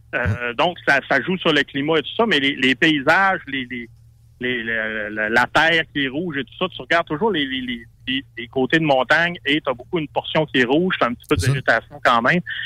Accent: Saguenay, Quebec, Canada; Moi, je viens du Saguenay, donc c'est l'hiver longtemps

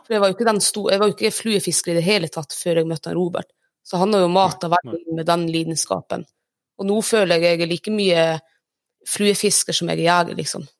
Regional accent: Reisadalen, Troms, Norway; also born or lived in Lyngen; Jeg er 29 år, født og oppvokst i Reisadal

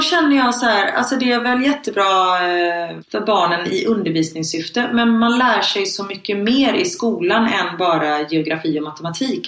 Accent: Sweden; moved away; hemma i Sverige på förskolan

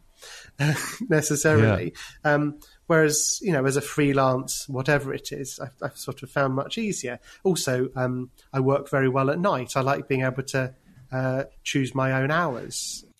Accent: London, United Kingdom; moved away; I'd always thought of myself as being a Londoner. It had never really occurred to me that moving out of London would be something I could do.

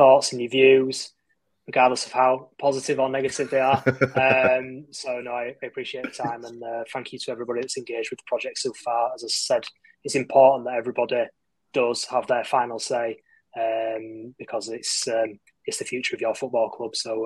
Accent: Bradford, Yorkshire and the Humber, United Kingdom; I grew up near Peel Park, and I am originally from Bradford.

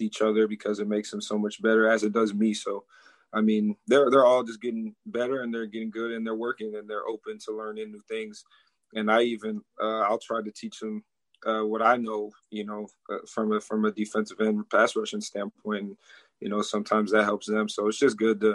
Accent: Minneapolis, Minnesota, United States; moved away as an adult; also born or lived in Eden Prairie, Minnesota; now in Tallahassee, United States; I come from Minneapolis

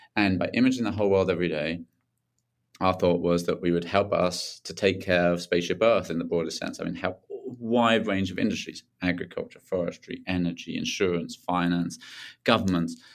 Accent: Tunbridge Wells, South East England, United Kingdom; just south of London, uh, at Tunbridge Wells, near Tunbridge Wells

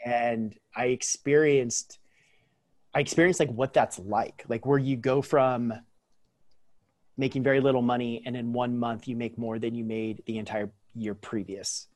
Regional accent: Central Coast of California, United States; I'm born and raised on the Central Coast of California, which is where I currently lived as well

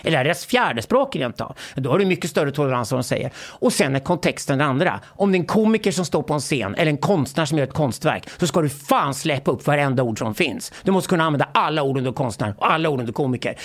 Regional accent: Sweden; jag växte upp i Sverige

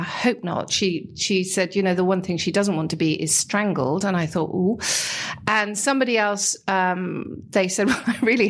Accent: United Kingdom; we're British

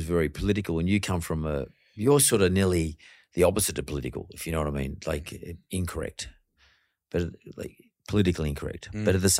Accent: Penrith, New South Wales, Australia; I come from Penrith.

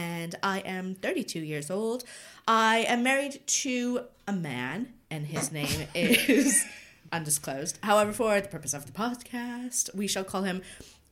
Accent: Canada; moved away as an adult; also born or lived in America; now in United Kingdom; I'm from Canada, and I moved here about, I think, 12 years ago, 2009.

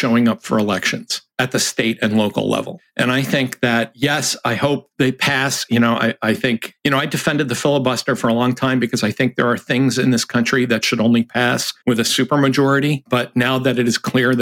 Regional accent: Massachusetts, United States; I'm from Massachusetts

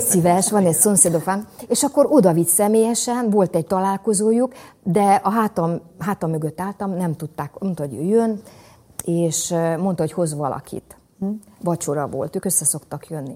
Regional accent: Somogy, Hungary; mind a ketten somogyiak vagyunk

